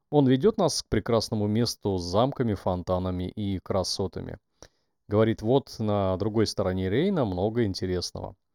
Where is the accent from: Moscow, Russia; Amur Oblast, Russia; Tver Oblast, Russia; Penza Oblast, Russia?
Amur Oblast, Russia; Blagoveshchensk; Есть пиво, которое можно купить даже в городе Хэйхэ напротив моего родного города Благовещенска.